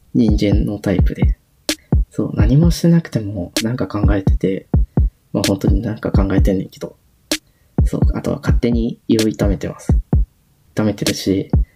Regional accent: Hyogo, Japan; moved away as an adult; also born or lived in Kansai; now in Tokyo, Japan; 兵庫県出身です

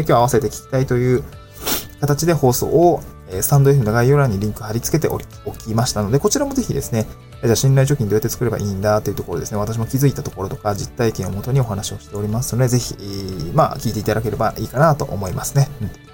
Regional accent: Niigata, Japan; also born or lived in Tokyo; now in Awaji Island, Japan; 自分の実家のある新潟のエリア

